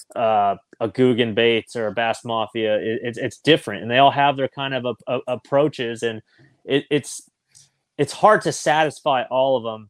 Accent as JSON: {"language": "English", "region": "California", "country": "United States", "tie": "born or raised there", "said": "Growing up in California"}